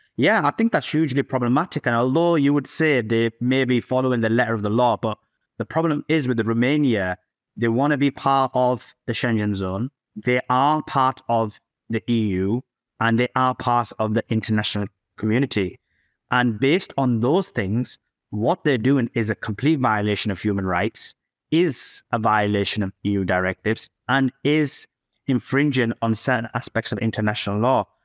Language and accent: English; Yorkshire and the Humber, United Kingdom; I'm from the United Kingdom, uh, Yorkshire